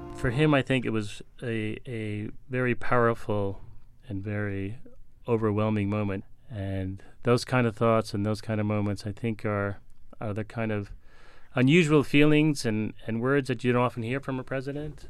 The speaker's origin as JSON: {"language": "English", "town": "New York City", "region": "New York", "country": "United States", "said": "As a New Yorker"}